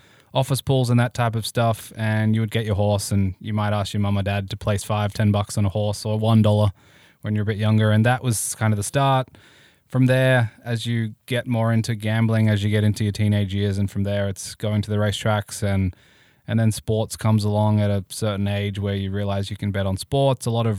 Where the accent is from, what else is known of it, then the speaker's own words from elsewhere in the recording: Melbourne, Victoria, Australia; now in United States; in Melbourne where I grew up